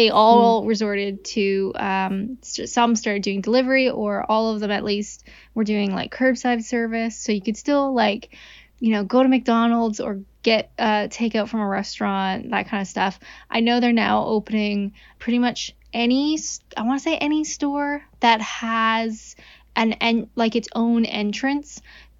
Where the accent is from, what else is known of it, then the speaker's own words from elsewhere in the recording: Canada; I'm Canadian.